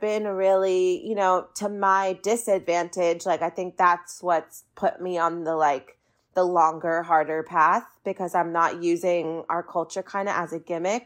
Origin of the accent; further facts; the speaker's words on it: Orange County, California, United States; I grew up in Orange County, California